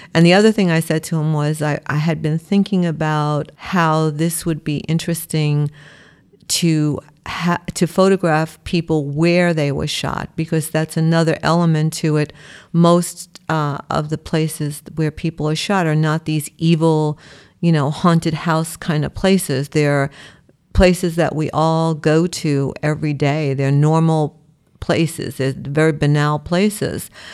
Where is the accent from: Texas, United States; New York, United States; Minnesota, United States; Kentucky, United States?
New York, United States; New York City; I was born in Brooklyn. I live in New York my whole life